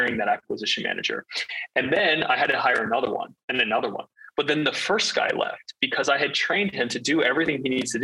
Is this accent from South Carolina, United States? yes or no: no; Northern Virginia, United States; moved away as an adult; I grew up in Northern Virginia for first 17, 18 years of my life.